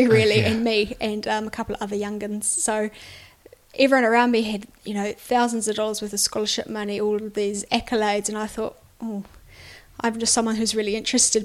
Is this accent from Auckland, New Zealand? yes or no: no; Canterbury, New Zealand; also born or lived in Otago; now in Christchurch, New Zealand; born and bred in Canterbury really, but went down to uni in Otago.